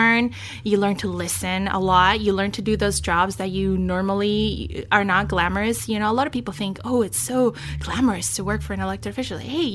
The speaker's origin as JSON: {"language": "English", "country": "Chile", "moved": "yes", "lives_now": "United States", "said": "Not how, you know, my parents and myself immigrated in this country. Like, we came from Chile"}